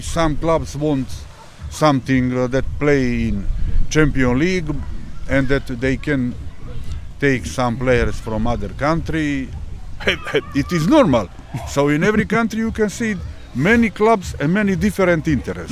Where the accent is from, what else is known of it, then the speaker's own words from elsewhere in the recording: Montenegro; English is a second language; moved away; In country where I come from Montenegro example we are a small country, 650,000 people.